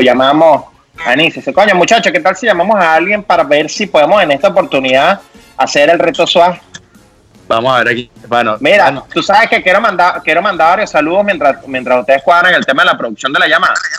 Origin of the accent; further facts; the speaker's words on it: Venezuela; moved away; yo porque no estoy ahorita en Venezuela, mi tierra que tanto quiero